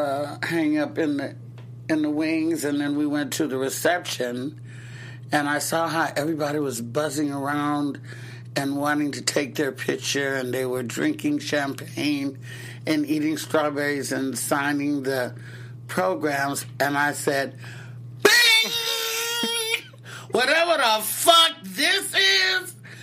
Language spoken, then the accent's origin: English; Oakland, California, United States; also born or lived in Castro Valley, California / the South; I was raised in Oakland, California for a while. Then we moved to a suburb of Oakland called Castro Valley